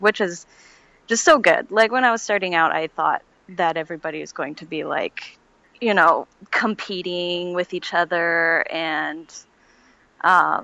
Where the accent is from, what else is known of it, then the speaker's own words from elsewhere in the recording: Seattle, Washington, United States; I'm from the Seattle area